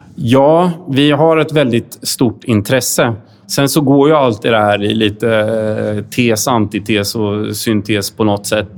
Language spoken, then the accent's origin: Swedish; Sweden; som svenskar